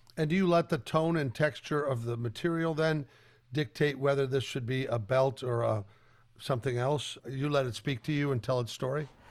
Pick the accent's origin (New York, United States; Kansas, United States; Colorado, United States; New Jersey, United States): Colorado, United States; I grew up in Colorado.